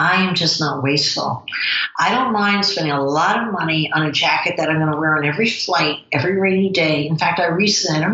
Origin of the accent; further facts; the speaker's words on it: New Jersey, United States; accent: New Jersey; my New Jersey accent